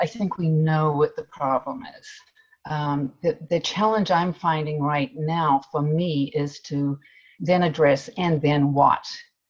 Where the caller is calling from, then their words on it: Fairbanks, Alaska, United States; Well, first I'd like to say that I'm joining from Fairbanks, the traditional homeland of the Diné and Dena'ina people of the Lower Tanana Valley.